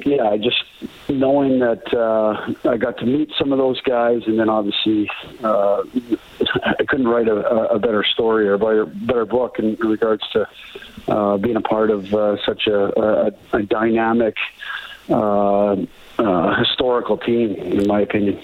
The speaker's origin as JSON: {"language": "English", "town": "Banff", "region": "Alberta", "country": "Canada", "tie": "born or raised there", "said": "growing up in Banff"}